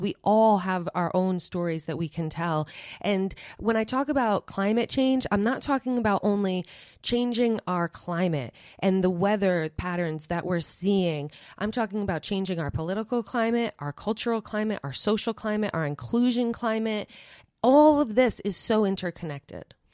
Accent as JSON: {"language": "English", "region": "New York", "country": "United States", "moved": "yes", "said": "I am from New York originally"}